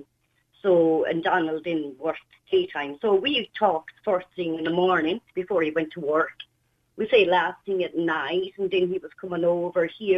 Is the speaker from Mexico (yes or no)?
no; Limerick, Munster, Ireland; moved away as an adult; also born or lived in Scotland; I'm from Limerick